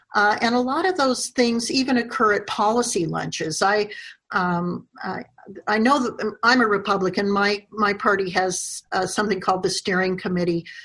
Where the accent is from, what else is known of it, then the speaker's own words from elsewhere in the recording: Wyoming, United States; my home state of Wyoming